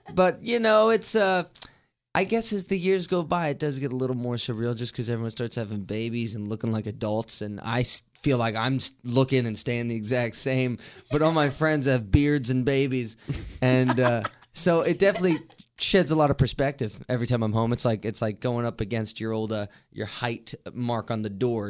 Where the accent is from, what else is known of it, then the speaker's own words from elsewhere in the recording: Martinsburg, West Virginia, United States; I'm from Martinsburg, uh, born and raised here